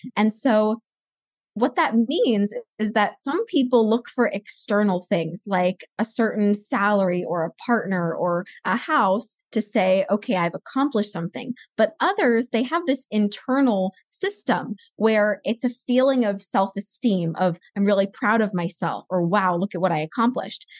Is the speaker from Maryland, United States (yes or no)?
no; Los Angeles, California, United States; I grew up in Los Angeles